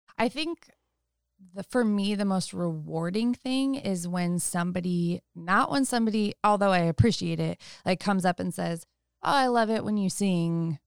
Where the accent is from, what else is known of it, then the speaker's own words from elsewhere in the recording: Sebastopol, California, United States; I grew up in Sonoma County in Sebastopol and, um, have lived here most of my life